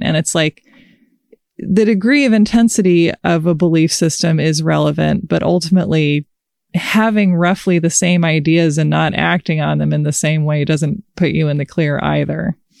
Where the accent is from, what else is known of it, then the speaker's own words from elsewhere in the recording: United States; I am an American